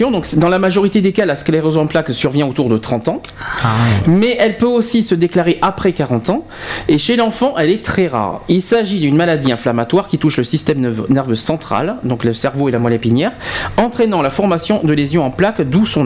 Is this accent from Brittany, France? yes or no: no; Sisteron, Provence-Alpes-Côte d'Azur, France; accent: Sisteron; Ah non, je suis de Sisteron. tu l'entends, l'accent de la lavande, Marseille et tout.